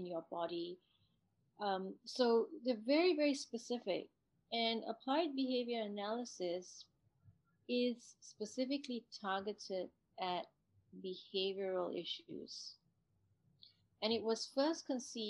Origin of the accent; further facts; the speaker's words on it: Singapore; me growing up in Singapore